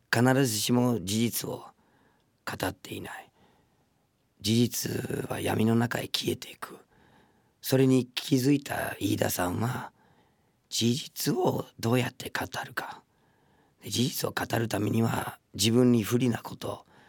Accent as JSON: {"language": "Japanese", "country": "United States", "moved": "yes", "lives_now": "Japan", "said": "僕の母国のアメリカ合衆国"}